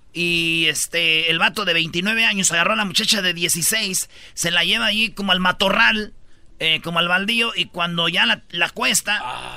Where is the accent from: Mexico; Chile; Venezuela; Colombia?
Mexico; moved away